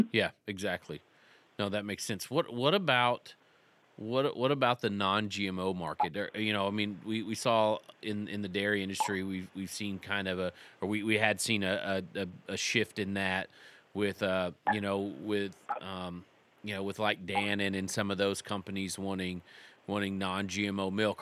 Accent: Texas, United States; I grew up in Texas.

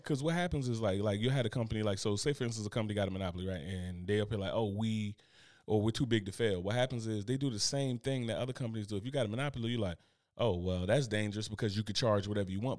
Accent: United States; I'm American

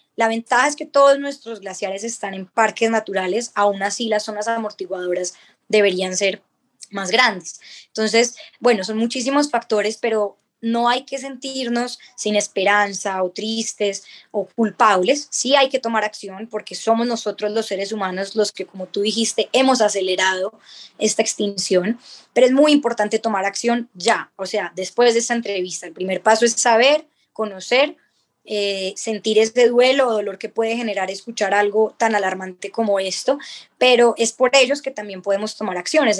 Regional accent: Colombia; nosotros mismos como colombianos

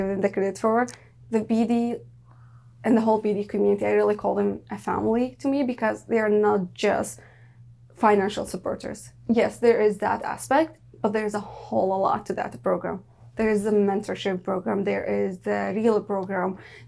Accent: Daraa, Daraa Governorate, Syria; English is a second language; now in Canada; I came from Dara

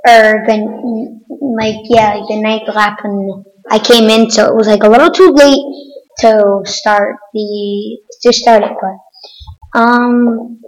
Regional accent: Connecticut, United States; I'm from Connecticut

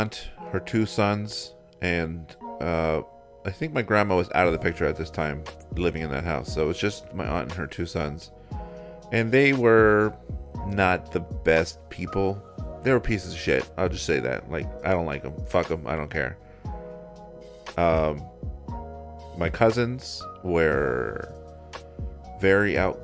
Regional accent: Pembroke Pines, Florida, United States; My bedroom the entire time I was growing up in Pembroke Pines

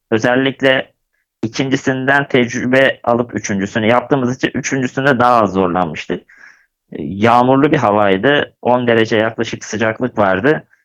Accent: Gebze, Kocaeli, Turkey; also born or lived in Kadıköy, Istanbul; Kadıköy İstanbul doğumluyum. Doğma büyüme Gebzeliyim.

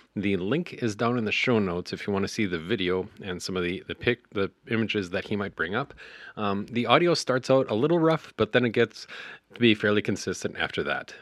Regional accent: Western Ukraine, Ukraine; I am from the Western Ukraine

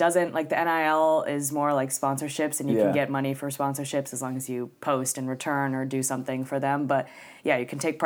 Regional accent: San Diego, California, United States; We're from San Diego

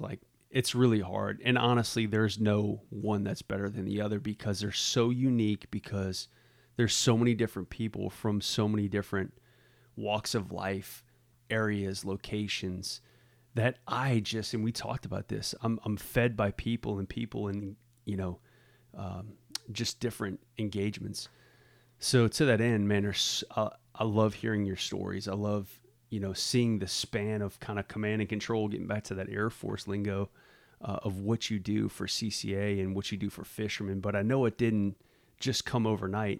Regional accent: Southeast Louisiana, United States; also born or lived in New Orleans; growing up in Southeast Louisiana

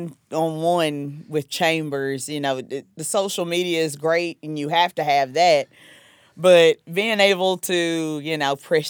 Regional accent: South Carolina, United States; accent: Southern; now in Fort Lee, United States

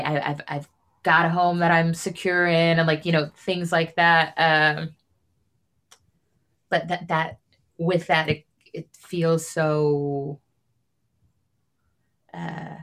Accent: Stockton, California, United States; moved away; Nick and I are both from Stockton, like both went to the same school

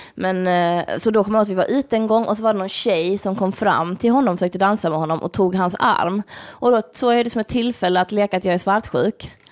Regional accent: Malmö, Skåne, Sweden; moved away; jag var hemma i Malmö

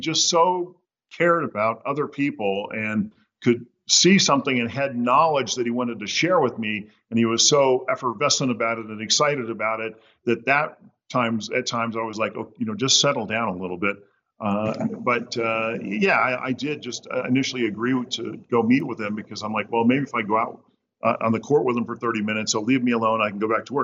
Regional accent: Southern California, United States; I grew up in Southern California

